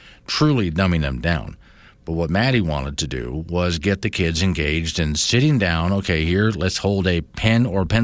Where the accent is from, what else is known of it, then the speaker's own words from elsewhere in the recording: Florida, United States; moved away; when I was living and growing up in Florida